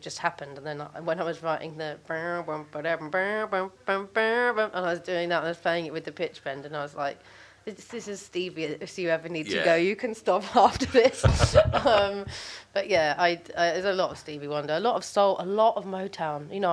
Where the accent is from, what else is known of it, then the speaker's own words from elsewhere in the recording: London, United Kingdom; I grew up in Brixton